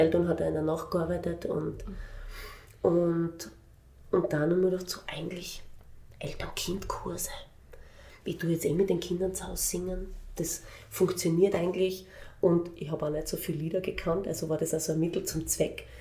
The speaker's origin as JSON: {"language": "German", "town": "Graz", "region": "Styria", "country": "Austria", "tie": "born or raised there", "also_born_or_lived": "Vienna / Linz", "moved": "as an adult", "said": "erste Klasse Volksschule habe ich in Wien gemacht mhm. und dann bin ich in Graz gewesen"}